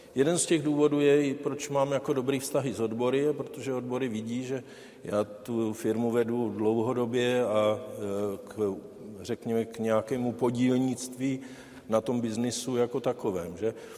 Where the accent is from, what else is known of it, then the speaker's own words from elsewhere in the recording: Czechia; já jsem Čech, eh, firmu jsem postavil v České republice, zdaňuju v České republice